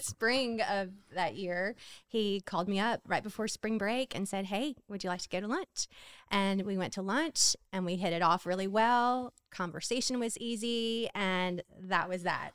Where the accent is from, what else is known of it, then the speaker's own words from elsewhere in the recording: Hammond, Louisiana, United States; I'm from Hammond, Louisiana